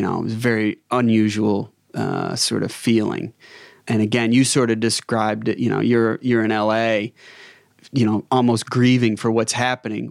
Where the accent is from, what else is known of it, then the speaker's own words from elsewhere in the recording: United States; moved away as an adult; now in Australia; Being an American